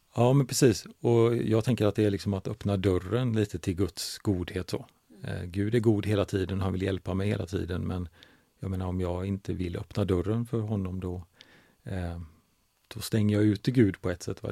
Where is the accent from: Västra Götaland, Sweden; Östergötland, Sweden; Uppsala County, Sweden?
Västra Götaland, Sweden; Gothenburg; now in Huskvarna, Sweden; jag kommer från Göteborg